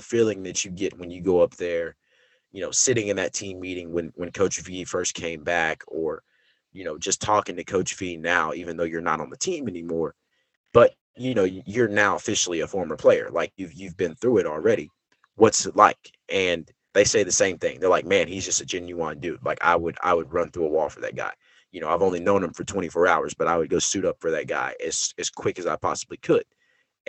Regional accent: Norman, Oklahoma, United States; I wasn't born in Norman. I was born in Oklahoma City, but I grew up in Norman

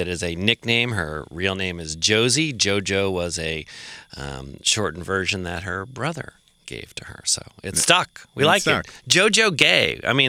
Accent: Belmont, Massachusetts, United States; I grew up in Massachusetts in a leafy town called Belmont.

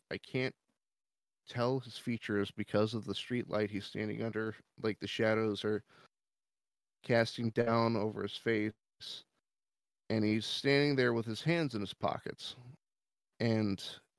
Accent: Gresham, Oregon, United States; So I'm natively from Oregon, and I lived in an area called Gresham. It's sort of a suburb next to Portland

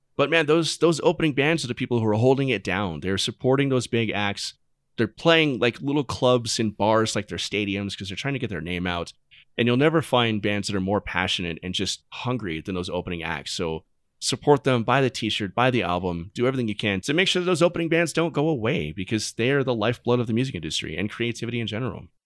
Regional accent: Arizona, United States; growing up in Arizona, we, I grew up in the golden age of, of local music in Arizona

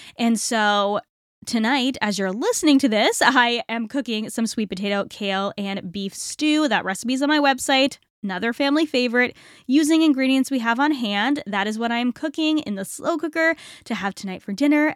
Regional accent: Northeast, United States; I am from the Northeast

